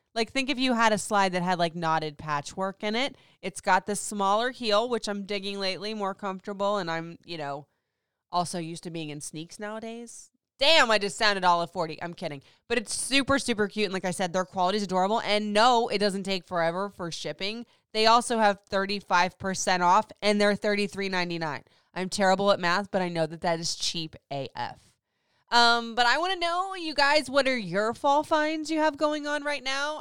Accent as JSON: {"language": "English", "region": "Florida", "country": "United States", "tie": "born or raised there", "moved": "yes", "said": "I grew up in Florida, so it was hot and hotter"}